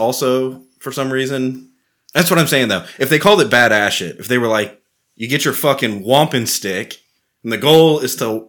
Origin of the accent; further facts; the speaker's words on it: Texas, United States; as a Texan